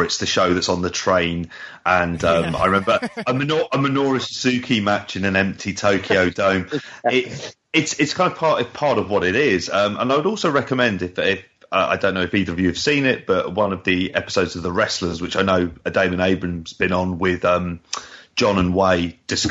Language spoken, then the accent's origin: English; United Kingdom; a British fan